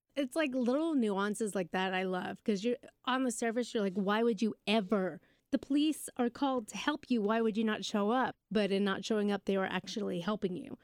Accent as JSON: {"language": "English", "country": "United Kingdom", "said": "We just made my teachers, uh, scones 'cause we're British"}